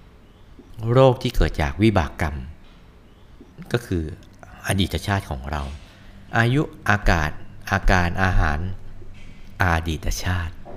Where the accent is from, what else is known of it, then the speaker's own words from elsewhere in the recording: Thailand; อยู่ไทยอยู่ที่ประเทศไทยคนไทยฮะ